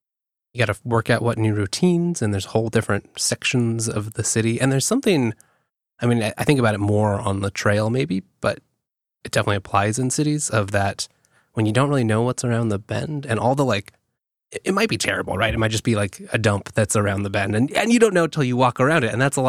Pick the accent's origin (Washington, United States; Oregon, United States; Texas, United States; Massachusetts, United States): Washington, United States; Olympia; also born or lived in Bellingham / Everett; Yeah, I grew up in Olympia.